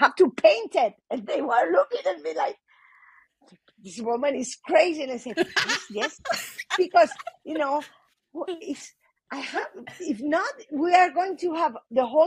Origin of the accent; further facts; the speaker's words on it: Spain; I'm from Spain. It was a very, very Catholic country